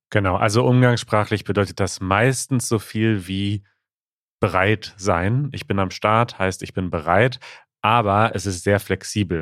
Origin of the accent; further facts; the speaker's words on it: Ukraine; German is a second language; ich komme aus der Ukraine